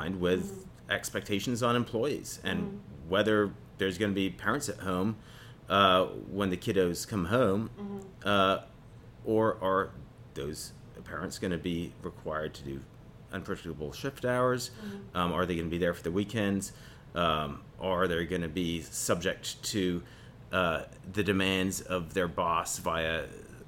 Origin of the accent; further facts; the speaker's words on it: New Paltz, New York, United States; I grew up around New Paltz.